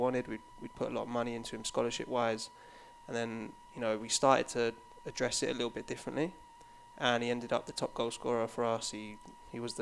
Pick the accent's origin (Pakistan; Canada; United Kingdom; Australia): United Kingdom; Watford, East of England; moved away as an adult; also born or lived in London; now in United States; I was born in Watford, which for when I come to America, I classify it as London, but probably back home, it's not really classified as London.